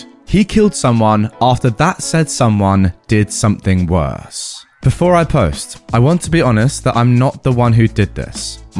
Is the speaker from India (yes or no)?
yes; India; I'm originally from India and my husband is from Pakistan.